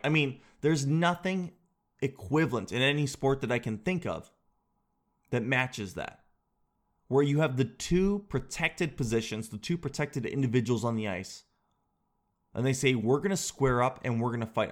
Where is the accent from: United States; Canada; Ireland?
Canada; I'm Canadian